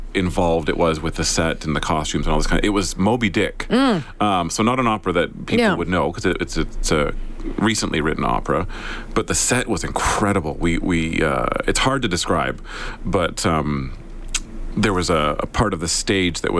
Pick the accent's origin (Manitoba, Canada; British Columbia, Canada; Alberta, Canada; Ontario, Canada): Alberta, Canada; Southern; also born or lived in Sherwood Park, Alberta; now in Edmonton, Canada; I was born in Southern Alberta. Okay. We've lived in Sherwood Park, Edmonton for quite a long time